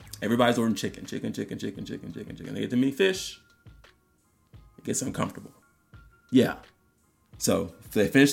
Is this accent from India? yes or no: no; Nassau, New Providence, Bahamas; moved away; growing up in Nassau, Bahamas